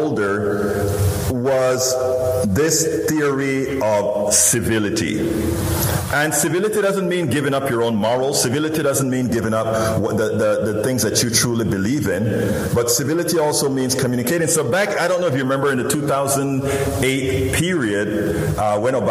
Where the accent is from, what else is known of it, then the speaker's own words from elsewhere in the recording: Panama; now in United States; I'm originally from Central America, Panama, you know, that little peninsula, all the way in Central America